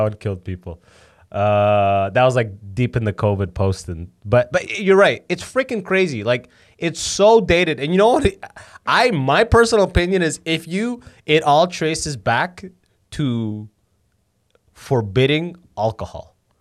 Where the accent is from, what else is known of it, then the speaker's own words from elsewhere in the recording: London, Ontario, Canada; first language Arabic; English is a second language; I grew up in London, mostly white people